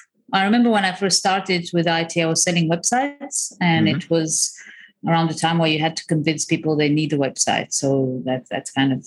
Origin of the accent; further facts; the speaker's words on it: Crimea, Ukraine; moved away; also born or lived in Bulgaria; I was born in Ukraine, in the Crimea. I grew up between the Crimea and Bulgaria. So kind of Eastern Europe, pretty what I find classic Eastern upbringing, which when I came to the West seemed like very exciting for everyone.